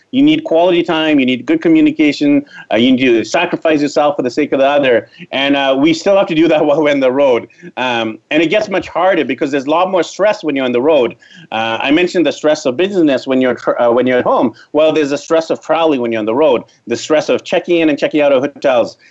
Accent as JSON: {"language": "English", "town": "Vancouver", "region": "British Columbia", "country": "Canada", "tie": "born or raised there", "moved": "as an adult", "said": "I'm from Vancouver, BC, Canada. I was born there, raised there, went to elementary school, high school, university there"}